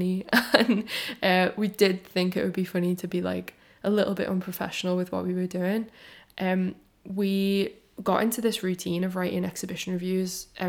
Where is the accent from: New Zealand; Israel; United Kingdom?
United Kingdom; Liverpool, North West England; also born or lived in London; I am from and based in Liverpool, even though my accent is like slightly softened because I went to London to study in uni and then I quickly came back.